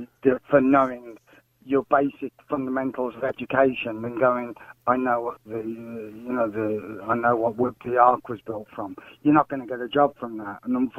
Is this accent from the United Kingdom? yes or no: yes; United Kingdom; now in Ireland